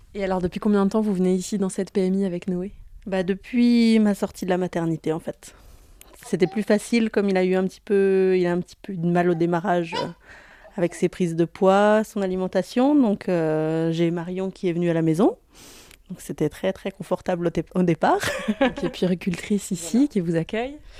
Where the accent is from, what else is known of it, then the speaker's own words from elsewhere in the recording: Savoisy, Bourgogne-Franche-Comté, France; de Savoisy. Je suis un tout petit village à, une demi-heure d'ici à peu près.